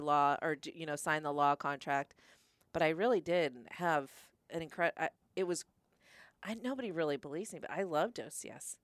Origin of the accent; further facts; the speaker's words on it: Stafford, Virginia, United States; also born or lived in New Mexico; I grew up in Stafford